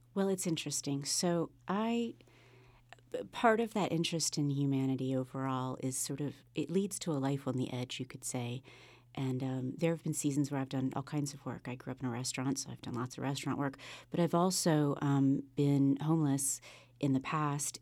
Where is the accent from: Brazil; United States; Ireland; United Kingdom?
United States; Sunset Beach, North Carolina; also born or lived in South America; now in Wilmington, United States; Wilmington is my home. I grew up on Sunset Beach, just south of here.